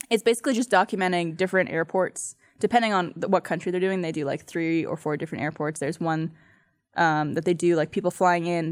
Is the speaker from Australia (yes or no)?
no; Canada; I'm from Canada